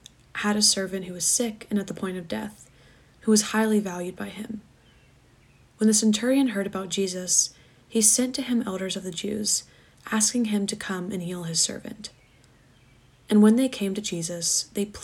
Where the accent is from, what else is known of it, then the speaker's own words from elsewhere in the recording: Atlanta, Georgia, United States; I'm a senior from Atlanta, Georgia